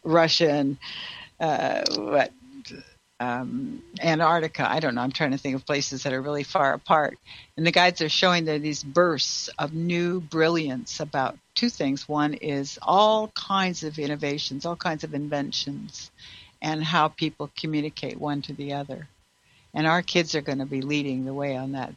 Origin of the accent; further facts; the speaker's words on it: Canada; now in United States; I'm also from Canada